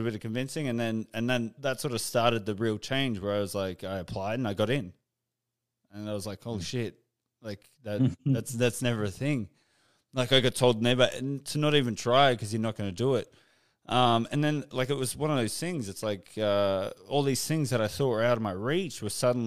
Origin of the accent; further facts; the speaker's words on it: Canberra, Australian Capital Territory, Australia; moved away as an adult; I was just recently back in my hometown in Canberra